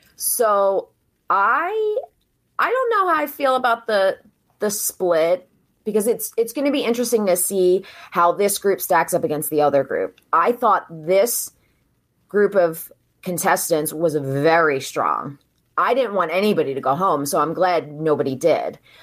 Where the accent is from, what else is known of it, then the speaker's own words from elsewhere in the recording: New Jersey, United States; moved away as an adult; also born or lived in Philadelphia, Pennsylvania; now in Delaware County, Pennsylvania, United States; I grew up in South Jersey, so I went to school in Jersey